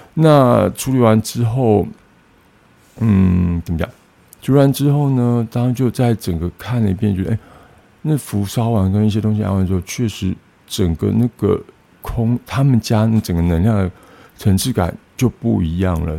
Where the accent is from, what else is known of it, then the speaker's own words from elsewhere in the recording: Tainan, Taiwan; moved away; 然后我老家在台南永康